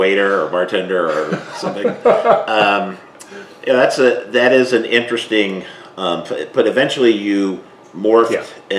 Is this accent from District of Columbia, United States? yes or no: yes; Washington, District of Columbia, United States; moved away; my hometown of Washington, D.C.